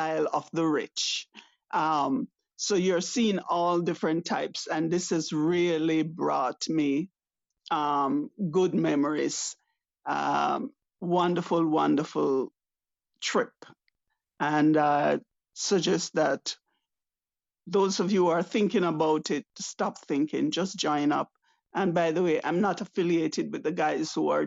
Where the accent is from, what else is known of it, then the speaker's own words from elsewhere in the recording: Jamaica; now in Canada; I am Jamaican by birth, living in Canada.